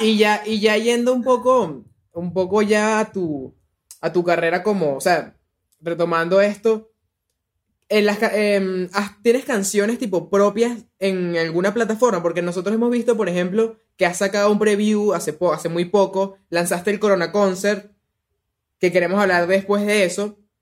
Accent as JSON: {"language": "Spanish", "country": "Venezuela"}